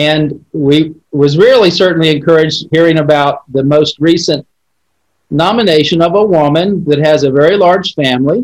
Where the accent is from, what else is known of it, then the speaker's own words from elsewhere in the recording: Central Florida, United States; I'm from born and raised in Central Florida